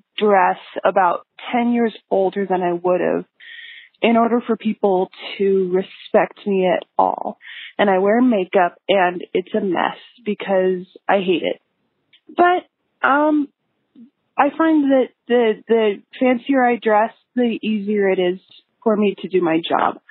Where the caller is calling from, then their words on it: Boise, Idaho, United States; from Boise.